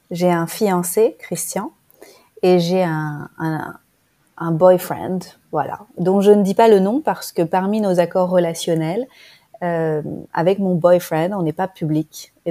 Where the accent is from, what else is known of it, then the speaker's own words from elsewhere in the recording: France; moved away as an adult; now in Bali, Indonesia; J'habite à Bali, j'ai 40 ans, je suis originaire de France et je me suis installée à Bali cette année